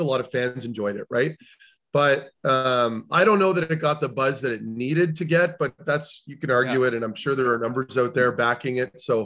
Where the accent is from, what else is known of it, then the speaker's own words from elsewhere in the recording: Canada; I'm speaking from a Canadian's point of view